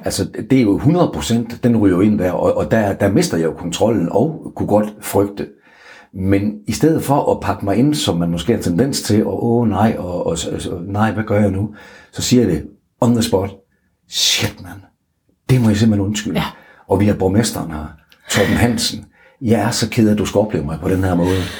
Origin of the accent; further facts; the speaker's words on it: North Jutland, North Denmark Region, Denmark; jeg er en tilbageholdende nordjyde